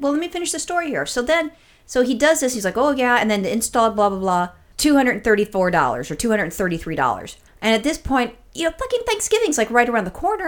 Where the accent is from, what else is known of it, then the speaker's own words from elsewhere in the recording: California, United States; as a Californian